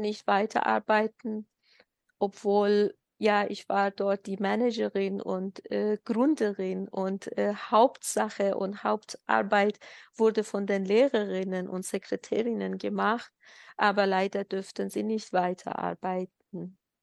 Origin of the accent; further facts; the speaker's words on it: Ilam Province, Iran; German is a second language; moved away as an adult; now in Germany; wir äh, haben damals äh, in unserem Staat, Heimatstaat Ilam gewohnt. Das ist äh, am Westen von Iran